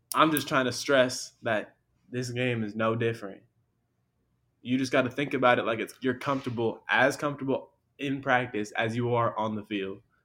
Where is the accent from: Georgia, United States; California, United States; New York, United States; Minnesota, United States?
California, United States; Long Beach; I'm from Long Beach